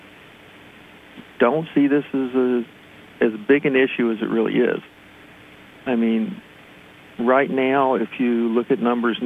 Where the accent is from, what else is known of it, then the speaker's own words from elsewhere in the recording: West Virginia, United States; now in Pennsylvania, United States; I'm originally from West Virginia